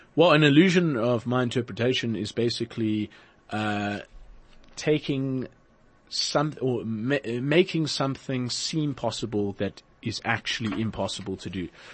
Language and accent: English; Port Elizabeth, Eastern Cape, South Africa; moved away; I'm originally from Port Elizabeth